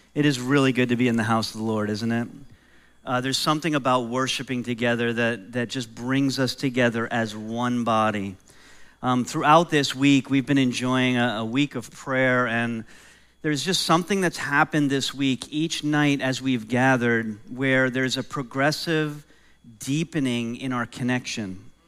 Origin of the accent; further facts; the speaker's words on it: New York, United States; moved away; I grew up in New York and I grew up in a home where my mom didn't really love cats